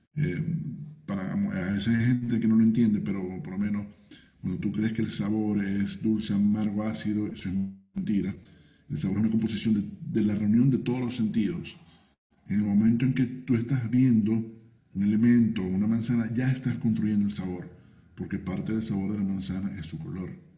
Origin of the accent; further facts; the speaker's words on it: Venezuela; now in Peru; yo lo veo como venezolano